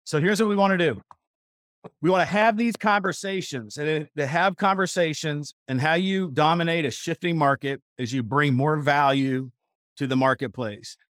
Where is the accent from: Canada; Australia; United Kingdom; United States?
United States; Missouri; moved away as an adult; now in Dallas, United States; I grew up in Missouri, a, as a country boy, I worked on a dairy farm